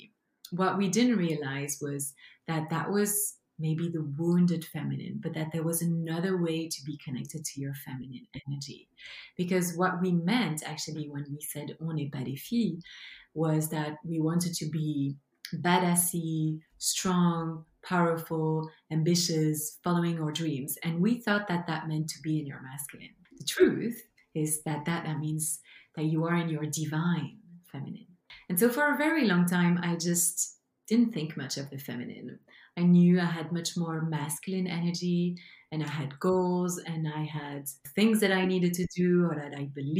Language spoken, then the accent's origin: English; Belgium; English is a second language; now in British Columbia, Canada; as you can hear from my beautiful and charming accent. This is my mother tongue. I come from Belgium, but I now live in Canada, in BC, beautiful British Columbia